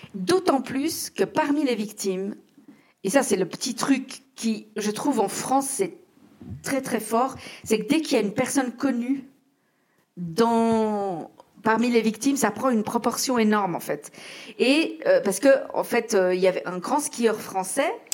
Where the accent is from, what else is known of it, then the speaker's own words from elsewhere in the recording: Geneva, Switzerland; en tant que genevoise